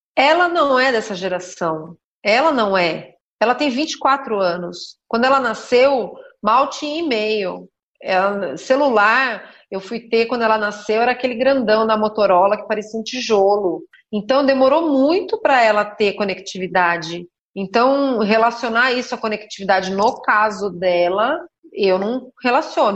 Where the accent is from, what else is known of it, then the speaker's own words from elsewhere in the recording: São Roque, São Paulo, Brazil; also born or lived in Sorocaba; Eu nasci em São Paulo, e minha mãe é professora, meu pai era professor também, meu pai teve muitas atividades, mas na época era professor também. E com quatro anos de idade, depois de morar em São Paulo, eu vim para São Roque